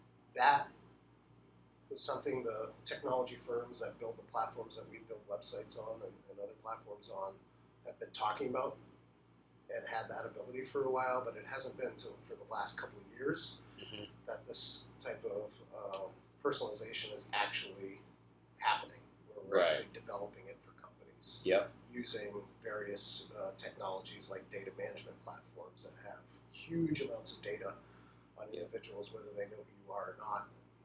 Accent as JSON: {"language": "English", "town": "Boston", "region": "Massachusetts", "country": "United States", "lives_now": "Bedford, United States", "said": "Yeah, I'm originally from"}